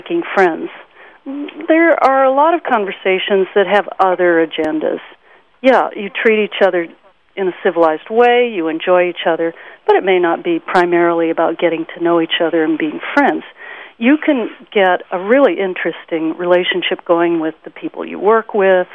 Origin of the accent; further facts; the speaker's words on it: Iowa, United States; moved away as an adult; now in Boston, United States; I'm from Iowa